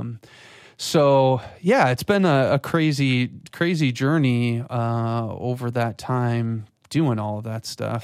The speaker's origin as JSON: {"language": "English", "region": "West Michigan", "country": "United States", "tie": "born or raised there", "also_born_or_lived": "Florida", "said": "I grew up in West Michigan, so, um, and, you know, moved away to Florida for school and then came, came back."}